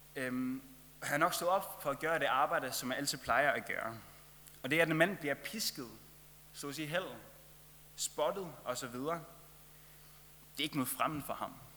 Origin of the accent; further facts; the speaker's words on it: Faroe Islands; moved away; jeg kommer fra Færøerne